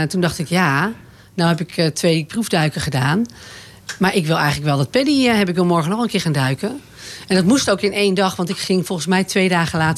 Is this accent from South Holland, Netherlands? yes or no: yes; Boskoop, South Holland, Netherlands; born there; also born or lived in Overijssel / Utrecht / Zeeuws-Vlaanderen; In Boskoop, oké. ja, Bij Gouda in de buurt. En daarna zijn we verhuisd naar Overijssel. Toen in de buurt van Utrecht. En daarna op mijn tiende naar Zeeuws-Vlaanderen.